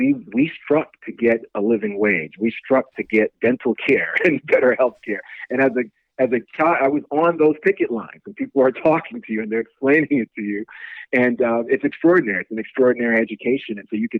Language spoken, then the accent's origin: English; New York City, New York, United States; I grew up in New York City, the proud son of Haitian immigrants who came here in 1965. So I grew up in Brooklyn and Queens, New York